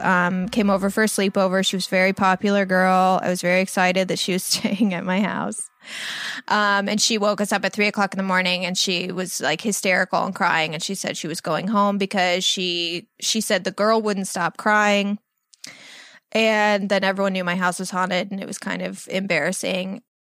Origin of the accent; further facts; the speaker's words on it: Illinois, United States; now in Los Angeles, United States; I am 32 years old. I live in Los Angeles, California. I moved here 11 years ago from Southern Illinois.